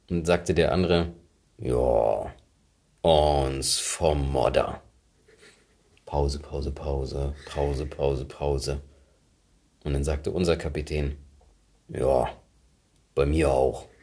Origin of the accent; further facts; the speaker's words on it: Frisia, Germany; Gerade so als Friese. Ich habe ja den schönsten Dialog, glaube ich, zwischen Friesen mitbekommen.